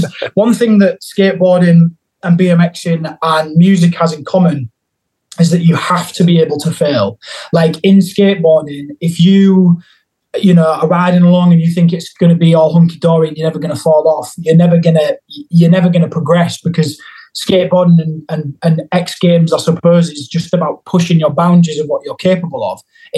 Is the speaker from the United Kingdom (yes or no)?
yes; Hull, Yorkshire and the Humber, United Kingdom; moved away; in Hull in my hometown